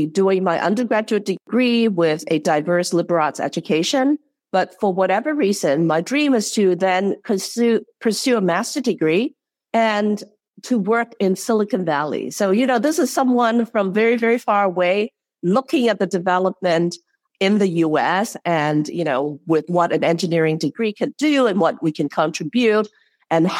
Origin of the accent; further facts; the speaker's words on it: Hong Kong; moved away as an adult; now in Chicago, United States; I grew up in Hong Kong, and it's under the British systems